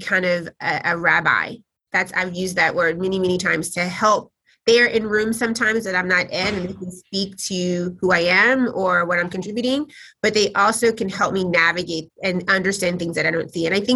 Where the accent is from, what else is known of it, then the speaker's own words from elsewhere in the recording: Tennessee, United States; now in New York, United States; I grew up in Tennessee